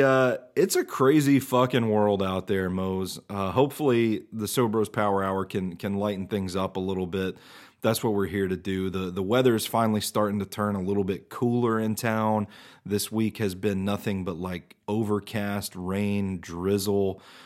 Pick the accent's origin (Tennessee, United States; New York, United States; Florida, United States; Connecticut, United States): Tennessee, United States; Mount Juliet; I grew up in Mount Juliet, and this was before Mount Juliet became what it is today.